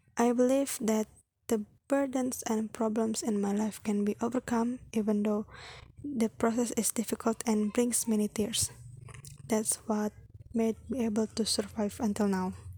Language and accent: English; Cirebon, West Java, Indonesia; I was born in Cirebon on July 28, 2002